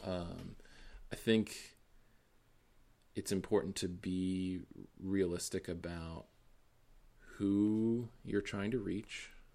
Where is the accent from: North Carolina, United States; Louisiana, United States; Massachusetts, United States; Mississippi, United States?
Massachusetts, United States; Boston; moved away; growing up in Boston